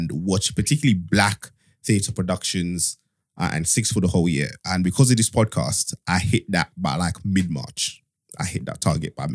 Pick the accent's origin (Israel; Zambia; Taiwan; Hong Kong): Zambia; moved away; I was born in a small town in Zambia, which like a country that loads of people don't even know